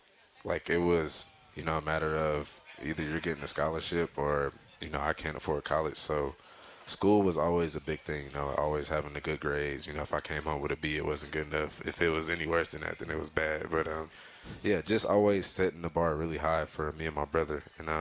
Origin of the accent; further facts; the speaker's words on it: Inglewood, California, United States; I grew up in Inglewood, California.